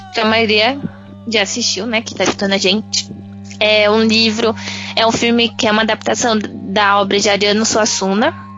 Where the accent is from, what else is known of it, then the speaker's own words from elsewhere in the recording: Northeast Region, Brazil; eu sou nordestina